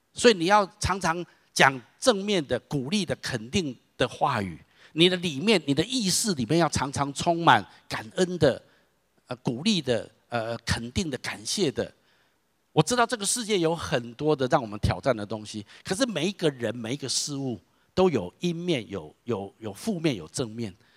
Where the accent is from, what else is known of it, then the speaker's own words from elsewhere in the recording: Taiwan; 我是土生土长的台湾人